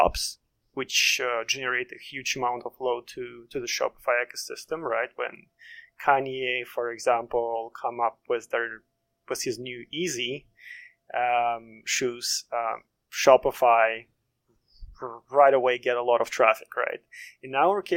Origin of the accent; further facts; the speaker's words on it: Russia; now in Maryland, United States; I'm originally from Russia and currently based in Maryland in the DC metro area